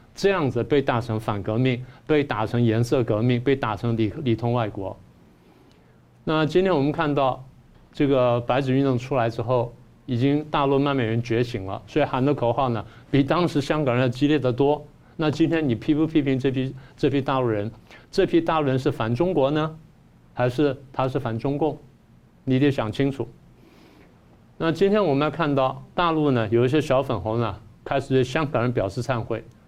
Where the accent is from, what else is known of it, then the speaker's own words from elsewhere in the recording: Taiwan; 我们台湾人